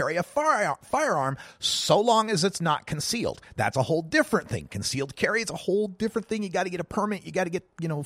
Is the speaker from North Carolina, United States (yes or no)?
no; Oregon, United States; my home state of Oregon